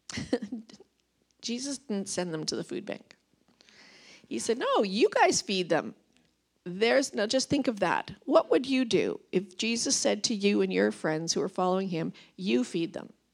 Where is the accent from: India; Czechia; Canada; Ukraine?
Canada; Vancouver Island, British Columbia; moved away as an adult; now in Revelstoke, Canada; I'm from Vancouver Island